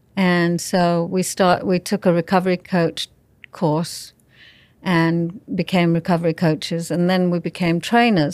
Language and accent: English; England, United Kingdom; I was raised in England